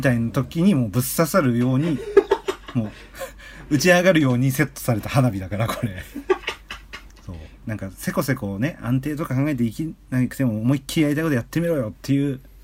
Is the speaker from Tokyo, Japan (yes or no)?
yes; Tokyo, Japan; 千九百八十六年生まれ、東京育ちの二人